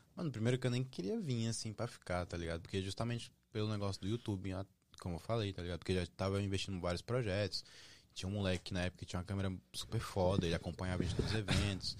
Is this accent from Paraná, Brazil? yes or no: no; Brasília, Federal District, Brazil; now in United States; eu sou de Brasília